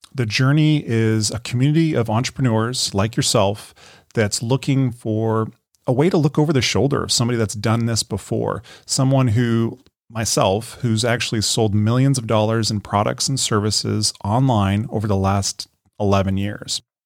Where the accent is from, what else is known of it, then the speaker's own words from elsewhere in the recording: Colorado, United States; moved away as an adult; also born or lived in Denver, Colorado; now in Carlsbad, United States; I was born and raised in Colorado. You know, I was a Colorado boy.